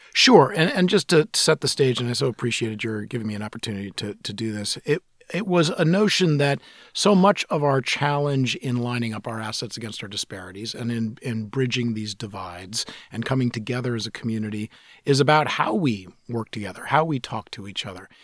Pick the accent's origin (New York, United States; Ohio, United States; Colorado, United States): New York, United States; New York City; now in Seattle, United States; I grew up in New York City at a time when New York was almost bankrupt